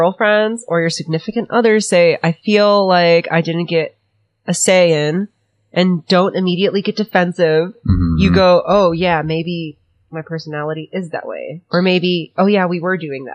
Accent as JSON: {"language": "English", "region": "California", "country": "United States", "said": "I'm from California"}